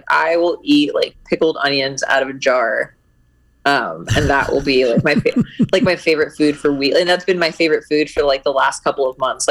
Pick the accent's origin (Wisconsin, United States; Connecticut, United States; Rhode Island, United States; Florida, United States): Connecticut, United States; moved away as an adult; also born or lived in Indiana; now in Arizona, United States; I grew up in Connecticut. So I went to New York a lot, didn't grow up there though.